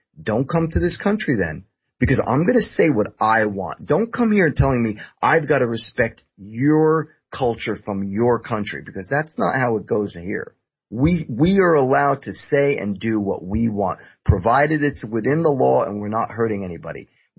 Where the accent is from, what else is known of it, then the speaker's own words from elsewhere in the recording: United States; I am an American.